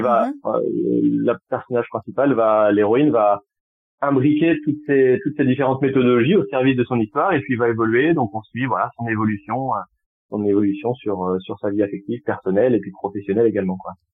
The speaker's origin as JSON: {"language": "French", "town": "Tours", "region": "Centre-Val de Loire", "country": "France", "tie": "born or raised there", "also_born_or_lived": "Poitiers", "moved": "yes", "lives_now": "Bordeaux, France", "said": "je suis originaire de Tours, mais j'ai passé dix ans sur Poitiers et je suis arrivé il y a, il y a pas très longtemps sur euh, sur Bordeaux"}